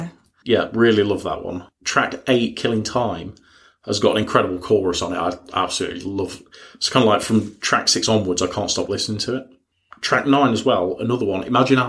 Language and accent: English; United Kingdom; we're British